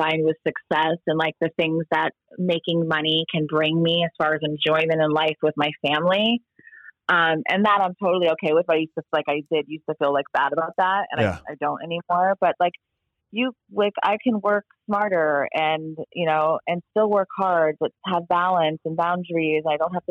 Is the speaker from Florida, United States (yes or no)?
yes; South Florida, United States; I was born and raised here